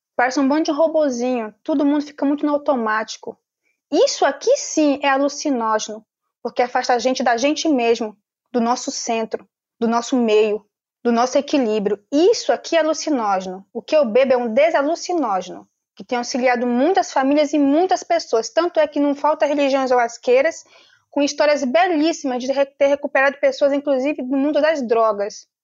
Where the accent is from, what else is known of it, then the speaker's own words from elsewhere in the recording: Amazonas, Brazil; sou filha do povo Omagua Cambeba, do estado do Amazonas. Meu povo está presente na Amazônia peruana, Amazônia colombiana e Amazônia brasileira. Eu sou da Amazônia brasileira.